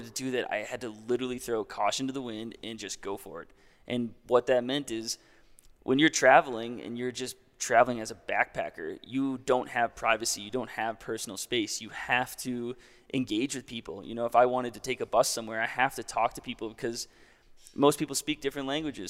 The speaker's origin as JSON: {"language": "English", "town": "Hopkinton", "region": "New Hampshire", "country": "United States", "also_born_or_lived": "Denver, Colorado", "moved": "yes", "lives_now": "Jackson Hole, United States", "said": "I'm from New Hampshire. I'm from a small town, Hopkinton, New Hampshire, like three thousand people, and I currently live in Jackson Hole, Wyoming"}